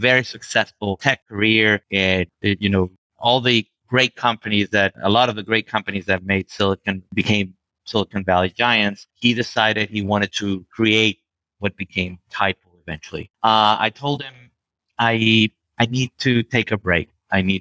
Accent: Venezuela; moved away; back in Venezuela, my home country where I was born.

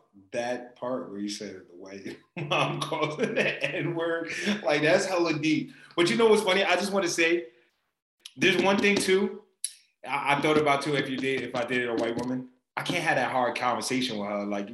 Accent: Trinidad & Tobago; I'm Trini, I'm West Indian

